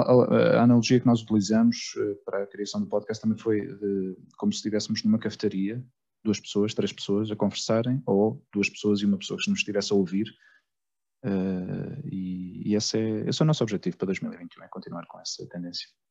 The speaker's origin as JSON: {"language": "Portuguese", "country": "Portugal", "first_language": "Portuguese", "moved": "yes", "lives_now": "Spain", "said": "sendo português, mas, mas, o facto de viver já há 20, eu já, já estou há 21 anos em Espanha"}